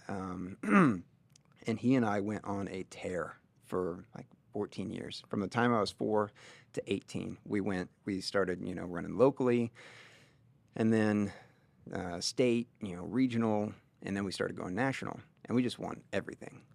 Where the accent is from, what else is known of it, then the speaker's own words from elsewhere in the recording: Linton, Indiana, United States; grew up in the small town of Linton, Indiana